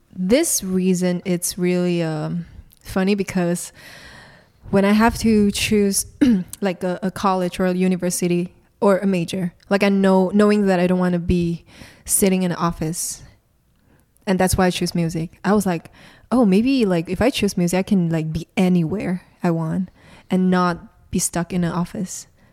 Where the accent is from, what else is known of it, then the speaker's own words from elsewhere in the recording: Kuala Lumpur, Malaysia; I'm from Malaysia, so born and raised in Malaysia